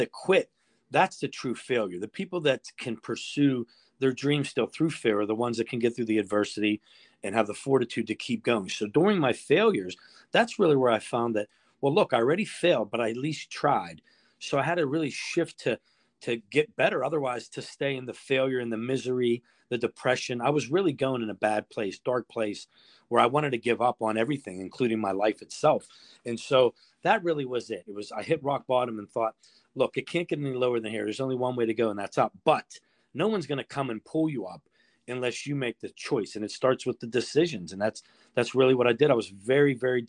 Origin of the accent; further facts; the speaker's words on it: Pittsburgh, Pennsylvania, United States; born and raised in Bloomfield in Pittsburgh's Little Italy